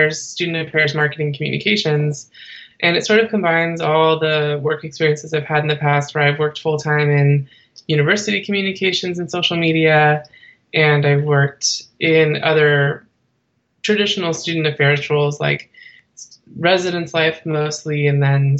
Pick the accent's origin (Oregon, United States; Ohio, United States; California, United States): California, United States; Bay Area; I am originally from the Bay Area, California